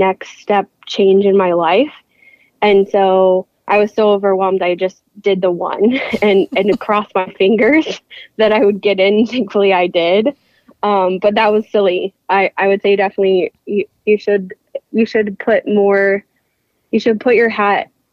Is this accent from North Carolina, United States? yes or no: no; Sheridan, Indiana, United States; moved away as an adult; now in Ohio, United States; I am from a small town in Indiana, Sheridan, Indiana. And I went to Sheridan High School.